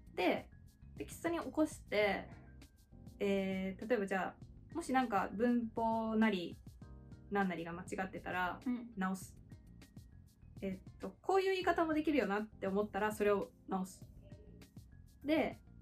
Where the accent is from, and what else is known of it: Japan; first language Japanese; moved away as an adult; also born or lived in Australia